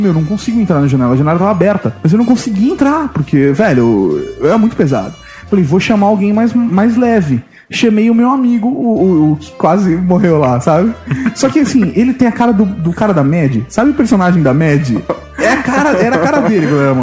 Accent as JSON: {"language": "Portuguese", "town": "São Bernardo do Campo", "region": "São Paulo", "country": "Brazil", "tie": "born or raised there", "said": "Eu nasci em São Bernardo"}